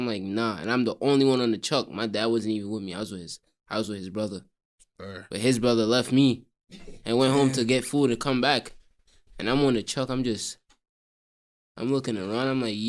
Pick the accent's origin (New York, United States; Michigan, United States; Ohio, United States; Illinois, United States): New York, United States; New York City; also born or lived in Trinidad; I'm from Brooklyn